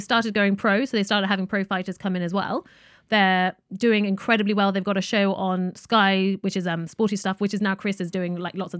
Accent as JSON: {"language": "English", "country": "United Kingdom", "accent": "British", "said": "All intents and purposes, I'm British, really."}